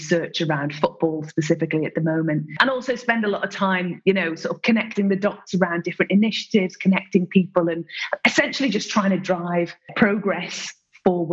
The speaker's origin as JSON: {"language": "English", "country": "Isle of Man", "tie": "born or raised there", "also_born_or_lived": "Ireland", "said": "I was born in Ireland and brought up in the Isle of Man"}